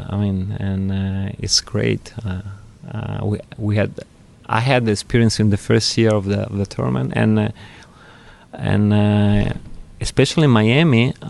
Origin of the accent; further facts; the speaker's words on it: Milan, Lombardy, Italy; I was born in Milan.